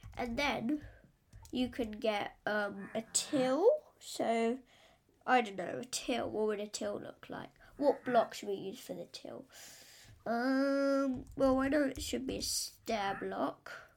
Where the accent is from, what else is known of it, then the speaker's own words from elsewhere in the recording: England, United Kingdom; I'm English.